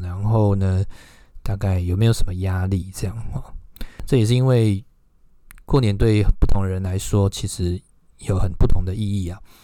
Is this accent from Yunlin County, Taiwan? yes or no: yes; Huwei, Yunlin County, Taiwan; moved away; 回到我的家乡湖尾